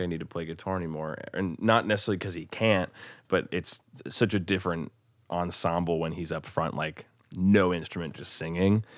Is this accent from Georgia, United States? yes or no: no; Bellevue, Nebraska, United States; also born or lived in Omaha, Nebraska; now in Nashville, United States; I'm from Omaha, Nebraska originally, actually technically Bellevue, Nebraska